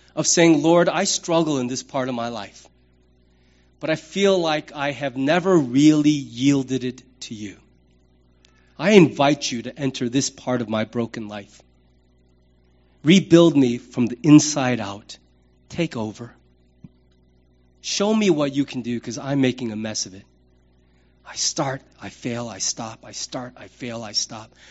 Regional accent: United States; I am a man, I'm an American, I'm a pastor, I'm a father, I'm a citizen of the United States

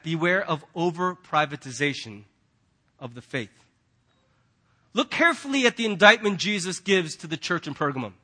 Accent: United States; as American Christians

